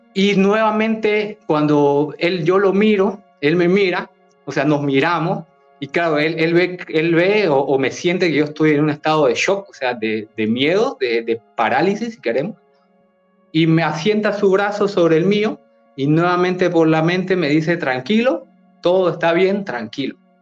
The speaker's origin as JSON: {"language": "Spanish", "country": "Bolivia", "said": "yo soy de Bolivia"}